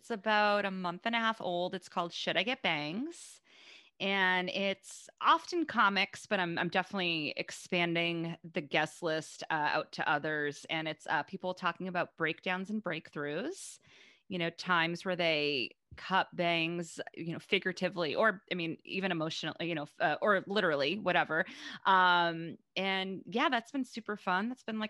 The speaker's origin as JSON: {"language": "English", "town": "Boston", "region": "Massachusetts", "country": "United States", "also_born_or_lived": "New York", "said": "I'm from Boston, but I lived in New York for off and on. I escaped once. I was there off and on like 14-ish years, maybe less."}